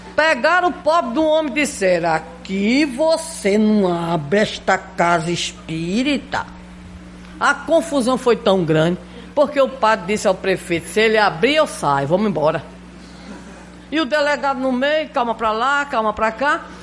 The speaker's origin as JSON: {"language": "Portuguese", "town": "Recife", "region": "Pernambuco", "country": "Brazil", "said": "Eu sou pernambucana, né? Recifense."}